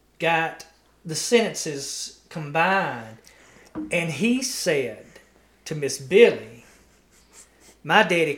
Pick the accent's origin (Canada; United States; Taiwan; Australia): United States; Dora, Alabama; also born or lived in Walker County, Alabama / Marion County, Alabama / Winston County, Alabama; And we lived in Dora, my hometown.